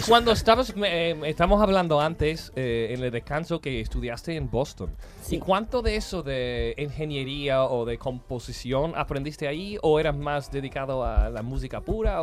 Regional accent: Seville, Andalusia, Spain; Yo soy de Triana

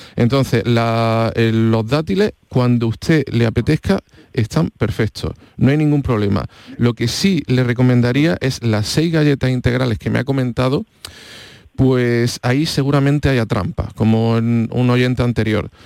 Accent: Andalusia, Spain; al final somos andaluces

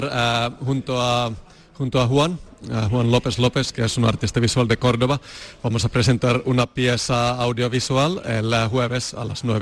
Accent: Finland; moved away as an adult; now in Seville, Spain; yo vengo de Finlandia, eh, llevo aquí unos 10, eh, 11 años

